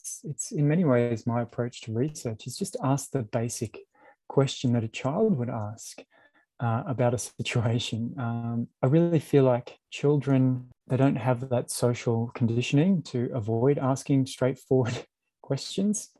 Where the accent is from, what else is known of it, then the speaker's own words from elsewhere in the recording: Brisbane, Queensland, Australia; I grew up in Brisbane